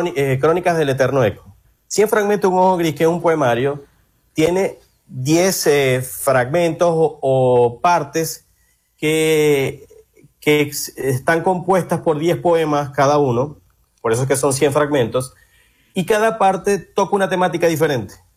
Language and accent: Spanish; Maracaibo, Zulia, Venezuela; moved away as an adult; also born or lived in Argentina; now in Brazil; soy maracucho